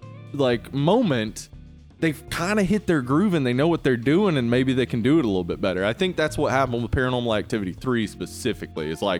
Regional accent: Jefferson County, the South, United States; we both were born and raised in Jefferson County.

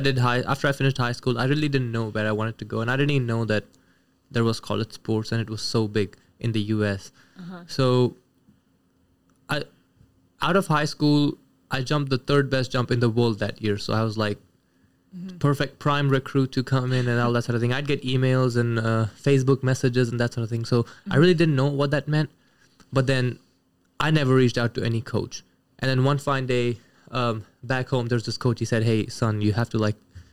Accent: New Delhi, Delhi, India; moved away as an adult; now in Kansas, United States; I'm from New Delhi, India

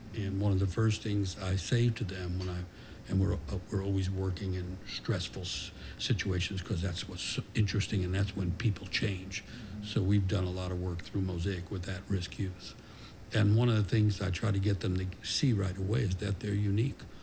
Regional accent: New York City, New York, United States; I grew up in New York City in the 50s and 60s

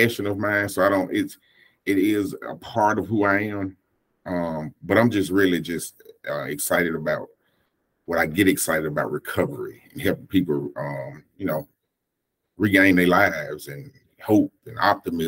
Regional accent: Jackson, United States; I was born here in Jackson, and I was raised in a Pentecostal church to begin

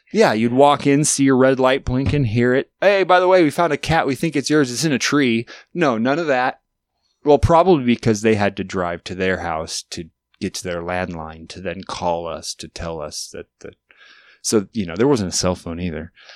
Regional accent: Alaska, United States; I grew up in Alaska in a very small town

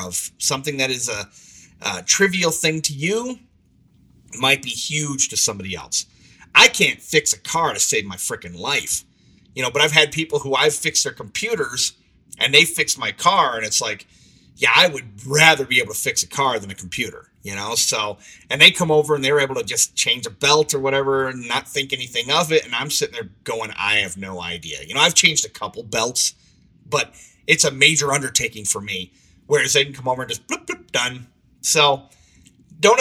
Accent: Saginaw, Michigan, United States; also born or lived in Arlington Heights, Illinois / Bay City, Michigan; I grew up in the Saginaw area, Saginaw, Michigan, after moving from the Chicago area when I was about 12

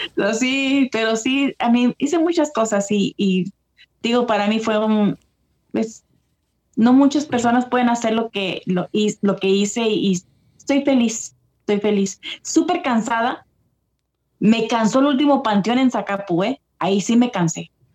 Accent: California, United States; also born or lived in El Paso, Texas, United States; now in East Coast, United States; nací en El Paso, pero me quedé en California

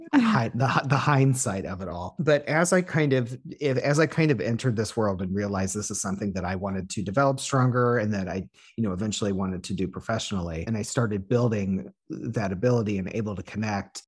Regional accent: Illinois, United States; moved away; the area code that I my hometown is

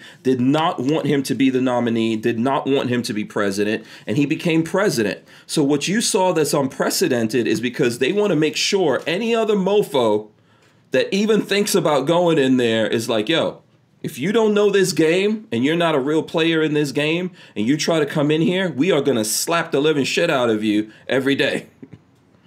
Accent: New York, United States; also born or lived in South America / the Caribbean; I grew up in New York with Trump

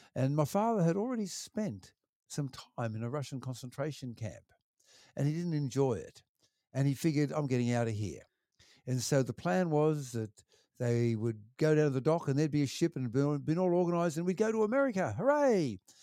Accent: Wollongong, New South Wales, Australia; I grew up there in Wollongong and do, um, primary school and high school there

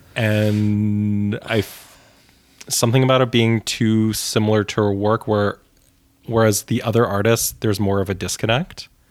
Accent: Canada; as a Canadian

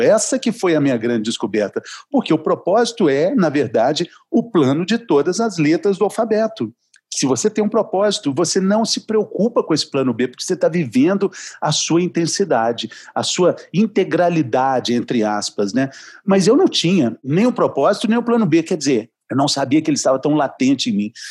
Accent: Minas Gerais, Brazil; Eu sou mineiro

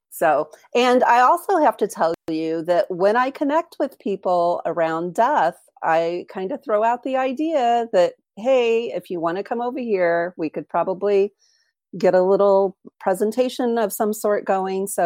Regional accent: Springfield, Illinois, United States; moved away as an adult; now in New Zealand; I moved to New Zealand um, in 2011 from Springfield, Illinois.

